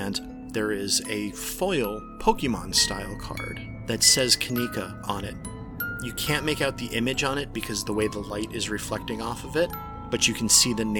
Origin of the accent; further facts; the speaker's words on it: Yuma, Arizona, United States; Yes, I'm from Yuma. Not from Mustang, though.